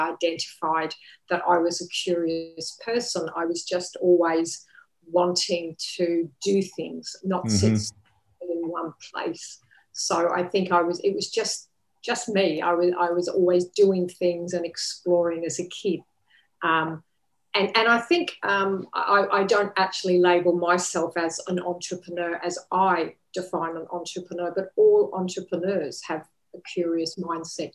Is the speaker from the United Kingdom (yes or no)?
yes; England, United Kingdom; now in Sunshine Coast, Australia; I'm originally from England.